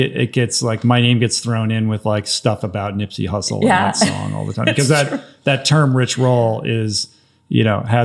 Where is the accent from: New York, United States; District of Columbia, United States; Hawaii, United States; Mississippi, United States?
District of Columbia, United States; Washington; I grew up on the East Coast, Washington, D.C. area.